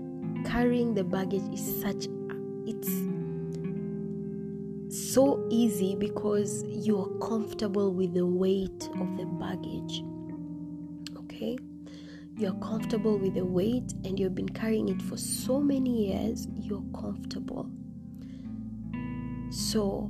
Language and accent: English; Maralal, Samburu County, Kenya; now in Nairobi, Kenya; Samburu is my hometown. I grew up, I was born and raised in Maralal